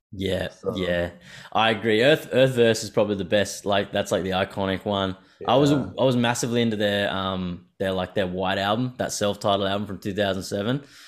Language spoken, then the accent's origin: English; Brisbane, Queensland, Australia; moved away; I'm from Brisbane initially